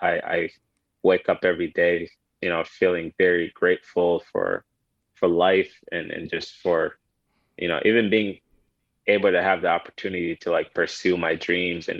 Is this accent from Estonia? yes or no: no; Kenya; also born or lived in Sudan; now in United States; I was born in Sudan, family migrated to Kenya when I was around 4 or 5 years old in a refugee camp